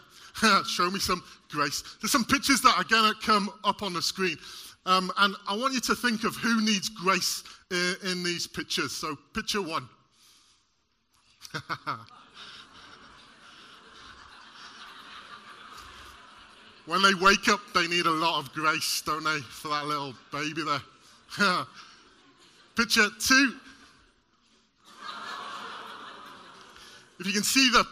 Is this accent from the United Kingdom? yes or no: yes; Welsh, Wales, United Kingdom; Being Welsh